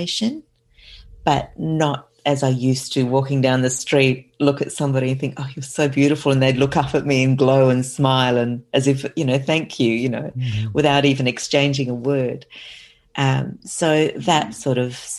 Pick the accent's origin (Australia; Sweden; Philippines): Australia; South Australia; I'm from South Australia